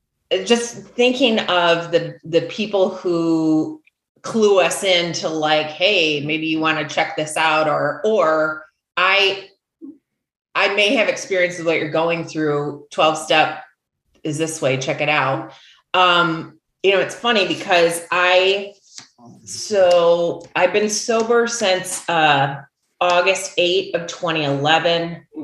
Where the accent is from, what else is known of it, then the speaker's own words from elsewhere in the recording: West Michigan, United States; accent: Midwestern; moved away as an adult; now in Calabasas, United States; I'm from West Michigan. 49460 was my zip code.